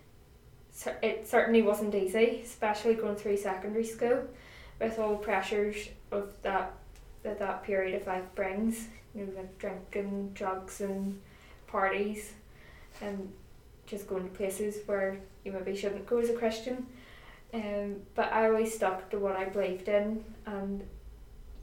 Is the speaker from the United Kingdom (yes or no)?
yes; Greyabbey, Northern Ireland, United Kingdom; I am from Grey Abbey, and that is, for anybody who doesn't know, down the Ards Peninsula in County Down. And I live at home with my mum and dad